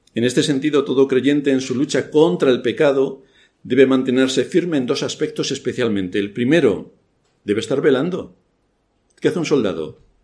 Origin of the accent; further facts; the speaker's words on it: Spain; Yo soy español, tengo mi pasaporte español